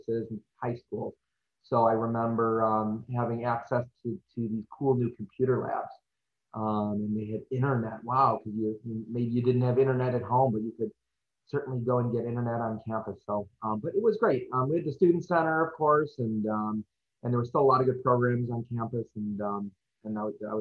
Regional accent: Hoffman Estates, Illinois, United States; I grew up in Hoffman Estates, and I went to Harper in 1996 and 97

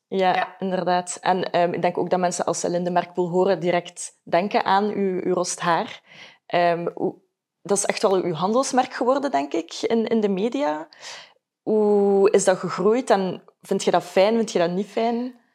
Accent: Ghent, Flanders, Belgium; ik ben van Gent

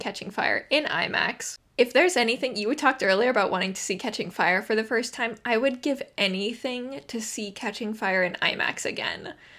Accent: Phoenix, Arizona, United States; also born or lived in London; I'm from Phoenix

